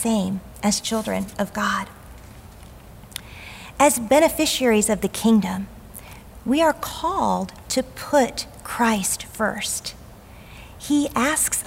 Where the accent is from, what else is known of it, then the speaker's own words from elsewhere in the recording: the South, United States; As a young girl growing up in the South